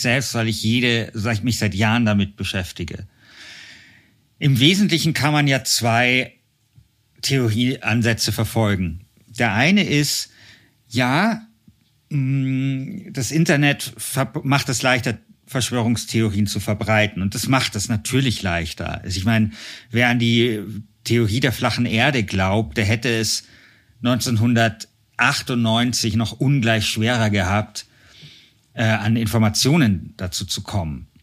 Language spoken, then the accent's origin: German; Munich, Bavaria, Germany; hier in München, wo ich herkomme